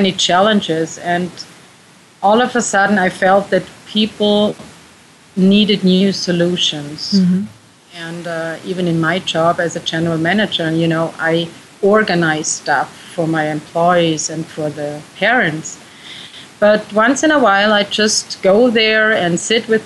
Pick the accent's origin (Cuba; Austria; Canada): Austria; I am from Austria, too